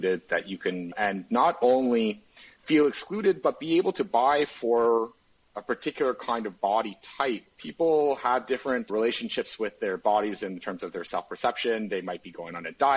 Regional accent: Canada; as a Canadian

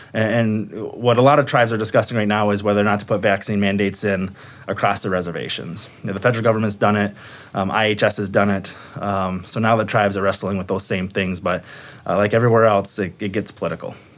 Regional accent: Sault Ste. Marie, Michigan, United States; moved away as an adult; now in Minnesota, United States; I come from Sault Ste. Marie, Michigan

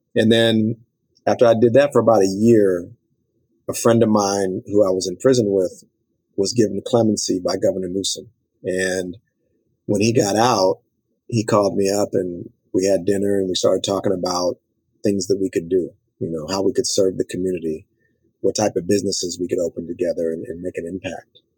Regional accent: Los Angeles, California, United States; my story as a young African American male growing up in South Central LA is almost a cliche

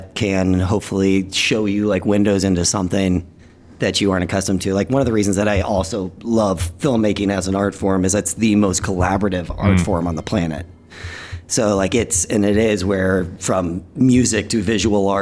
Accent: Dallas, Texas, United States; I grew up in Dallas

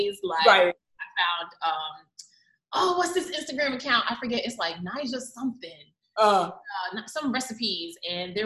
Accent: New York City, New York, United States; Growing up in New York City, in Queens, New York, my mom and I would take the F train.

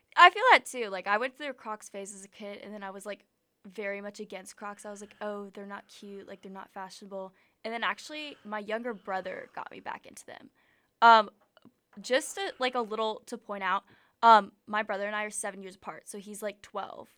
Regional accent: Atlanta, Georgia, United States; now in Auburn, United States; I'm from Atlanta

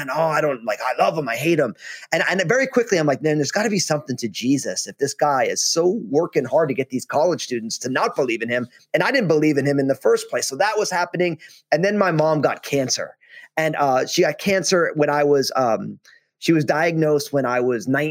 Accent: New Jersey, United States; now in Vancouver, Washington, United States; I go to Rutgers in my home state of New Jersey

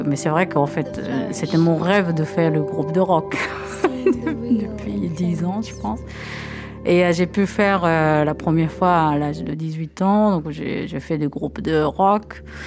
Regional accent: Japan; moved away as an adult; now in France; J'ai grandi complètement au Japon. je suis pure, pure japonaise

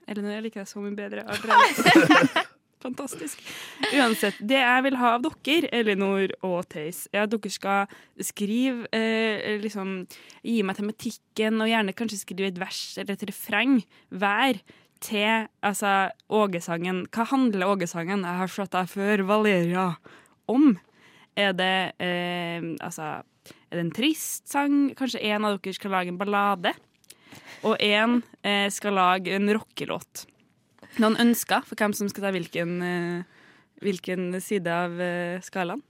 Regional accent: Trondheim, Trøndelag, Norway; vi er fra Moholt, bydel i Trondheim

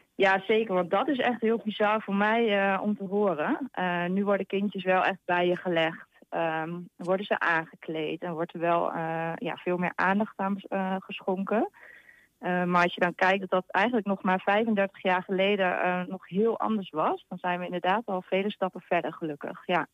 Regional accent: Hengelo, Overijssel, Netherlands; ik uit Hengelo kom

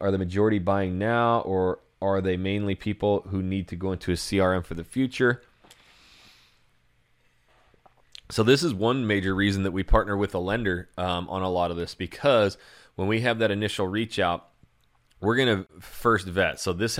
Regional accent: Idaho, United States; I come from Idaho and it snows like crazy there and I'm tired of the snow.

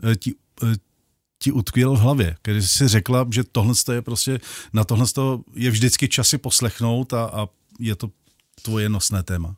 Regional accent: Vrchlabí, Hradec Králové Region, Czechia; já jsem z Vrchlabí

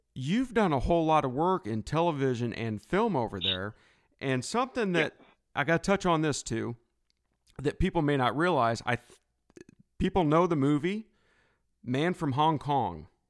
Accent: United States; I'm from the States

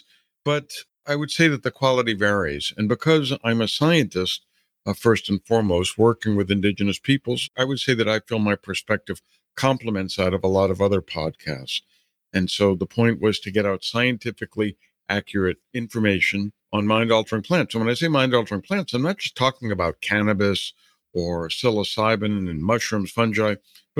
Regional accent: New Orleans, Louisiana, United States; moved away; as a kid, I grew up in New Orleans

